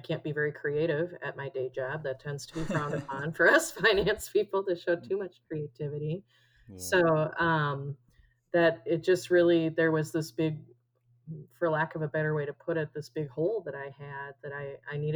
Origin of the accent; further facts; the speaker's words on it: Minnesota, United States; moved away as an adult; now in Arizona, United States; So I am originally from Minnesota. I moved to Arizona with my husband